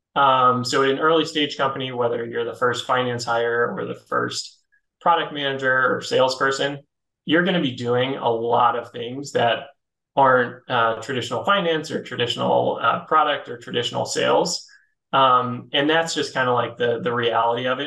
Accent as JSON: {"language": "English", "town": "Philadelphia", "region": "Pennsylvania", "country": "United States", "also_born_or_lived": "New York", "moved": "as an adult", "said": "I'm originally from Philly"}